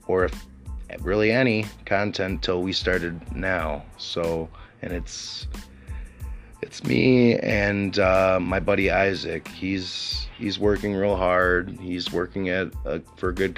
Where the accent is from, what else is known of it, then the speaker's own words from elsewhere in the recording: Sauk City, Wisconsin, United States; I was born in Sauk City, Wisconsin, with a mother and father, and I had a brother and sister growing up